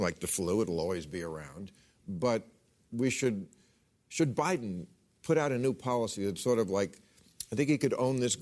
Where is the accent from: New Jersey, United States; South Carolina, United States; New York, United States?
New Jersey, United States; New Jersey governor, my home state